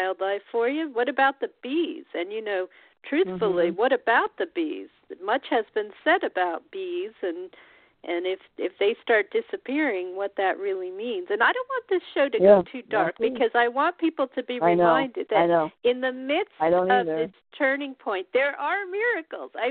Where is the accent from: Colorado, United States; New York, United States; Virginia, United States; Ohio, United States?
Colorado, United States; now in Oregon, United States; I grew up in Colorado too